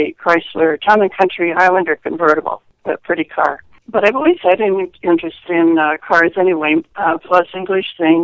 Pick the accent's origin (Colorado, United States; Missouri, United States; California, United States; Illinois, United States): Missouri, United States; Kansas City; I grew up in Kansas City, Missouri